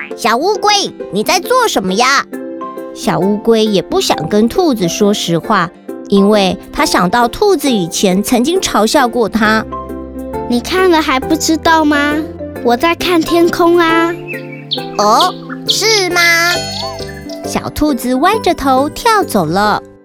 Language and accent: Chinese; Kaohsiung, Taiwan; 我来自高雄市，我今年要读小一了